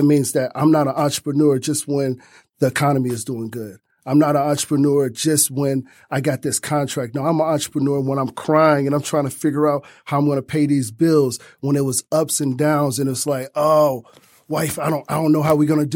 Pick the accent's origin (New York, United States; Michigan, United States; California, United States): Michigan, United States; Detroit; Growing up on East Side Detroit